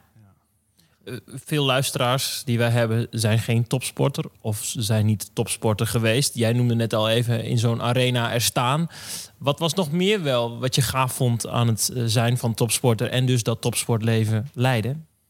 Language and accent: Dutch; Drenthe, Netherlands; ik kom uit Drenthe